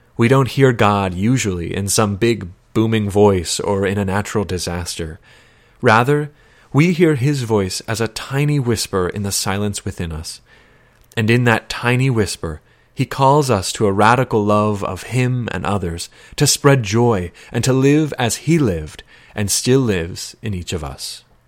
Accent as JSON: {"language": "English", "town": "Gaithersburg", "region": "Maryland", "country": "United States", "tie": "born or raised there", "also_born_or_lived": "Indiana / Dallas, Texas / Washington, D.C.", "moved": "as an adult", "said": "I grew up in Gaithersburg and received all my sacraments at Saint Martin of Tours."}